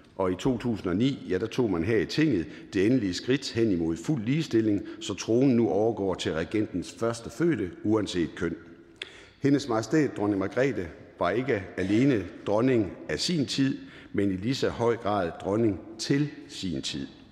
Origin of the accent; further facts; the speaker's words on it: Jutland, Denmark; accent: Jutlandic; Der, hvor jeg kommer fra, er man forsigtig med at bruge store ord